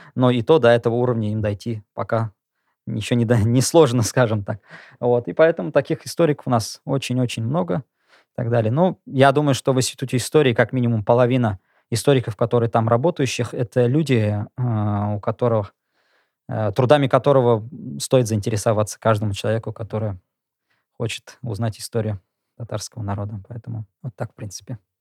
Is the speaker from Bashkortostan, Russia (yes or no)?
yes; Bashkortostan, Russia; now in Kazan, Russia; я сам из Башкирии, я изучал татарский язык как предмет до седьмого класса